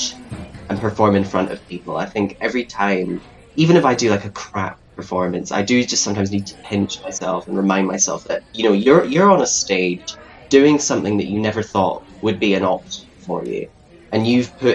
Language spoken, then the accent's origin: English; the Highlands, Scotland, United Kingdom; moved away as an adult; now in Glasgow, United Kingdom